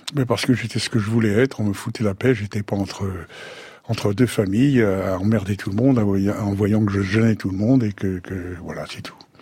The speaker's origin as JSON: {"language": "French", "town": "Sceaux", "region": "Île-de-France", "country": "France", "tie": "born or raised there", "said": "Je suis né à Sceaux, en 1935"}